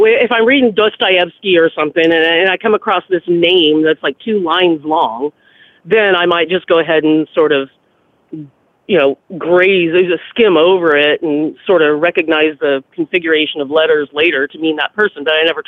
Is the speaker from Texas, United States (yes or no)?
yes; Denison, Texas, United States; accent: East Texas; I was born in Denison, Texas